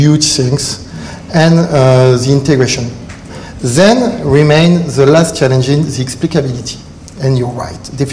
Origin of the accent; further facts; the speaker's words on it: France; accent: French; English is a second language; With my French accent